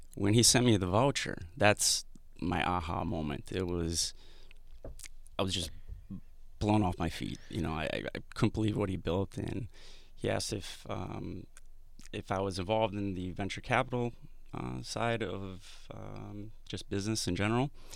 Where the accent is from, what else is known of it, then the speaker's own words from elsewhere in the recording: Madison, Wisconsin, United States; moved away; I'm from the Midwest originally